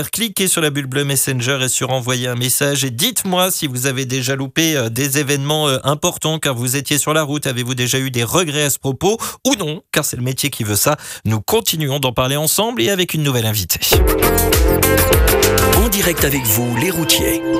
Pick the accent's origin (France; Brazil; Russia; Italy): France; Saint-Étienne, Auvergne-Rhône-Alpes; Moi, je suis de Saint-Étienne, dans la Loire.